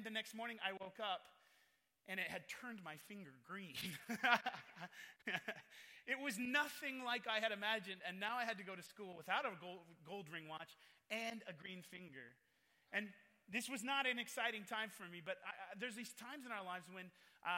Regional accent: Oregon, United States; moved away as an adult; also born or lived in Nairobi, Kenya / Willamette Valley, Oregon; now in California, United States; I was born in Nairobi, Kenya. They were missionaries to the Maasai tribes. Then we moved to a small town on the Oregon coast and pastored a church.

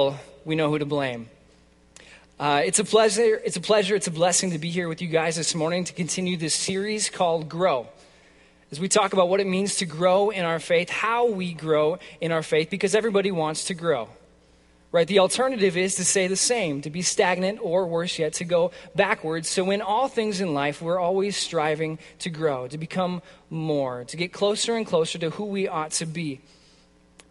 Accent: California, United States; now in Minnesota, United States; I'm from California originally

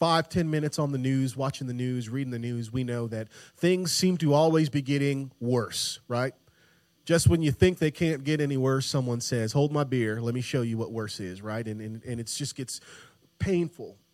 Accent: Tampa, Florida, United States; I grew up in Tampa, Florida

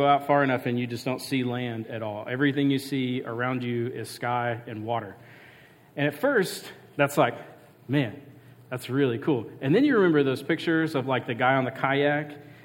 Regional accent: Mississippi coast, United States; where I grew up in Mississippi, I grew up on the coast.

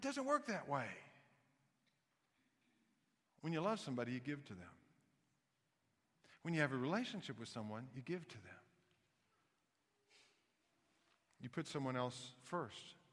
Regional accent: Kansas City, Missouri, United States; also born or lived in Knoxville, Tennessee; I was born in Knoxville, Tennessee, grew up in Kansas City

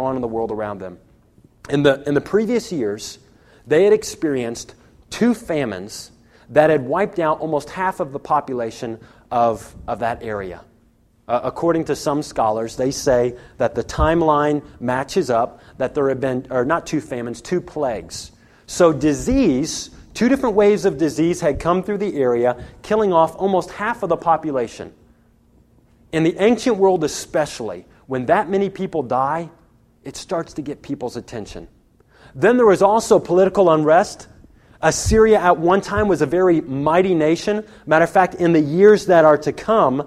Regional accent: United States; I'm an American, and I'm a Christian

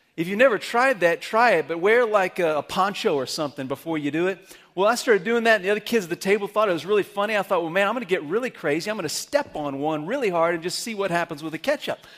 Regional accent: Amarillo, Texas, United States; moved away; I grew up in Amarillo

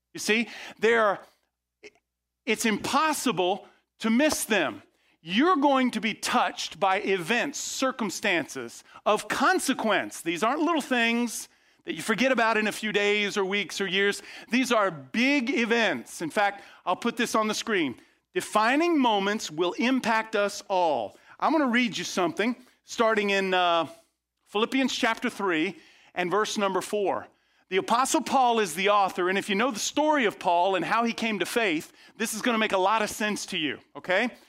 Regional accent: outside of Tampa, Florida, United States; I grew up outside of Tampa, Florida

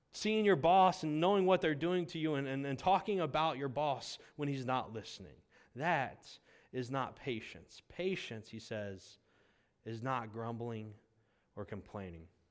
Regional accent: United States; we've lost as American Christians

